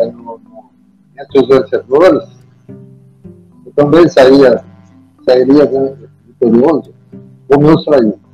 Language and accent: Portuguese; Santa Cruz do Sul, Rio Grande do Sul, Brazil; also born or lived in Porto Alegre / Pelotas; fui emprestado para o Santa Cruz, que é aqui da minha terra